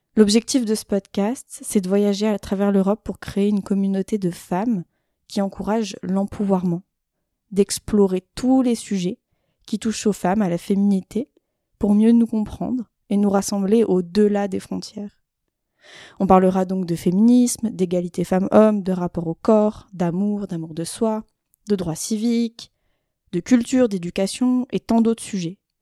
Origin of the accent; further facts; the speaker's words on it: Isère, near Grenoble, Auvergne-Rhône-Alpes, France; j'ai grandi en Isère, proche de Grenoble